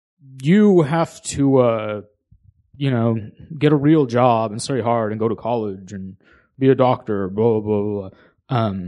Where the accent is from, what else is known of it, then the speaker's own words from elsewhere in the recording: Sacramento, California, United States; Yeah, I'm from Sacramento.